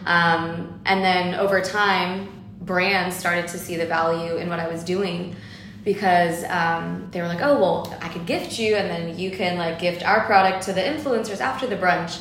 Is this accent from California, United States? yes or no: yes; Los Angeles, California, United States; I am born here in Los Angeles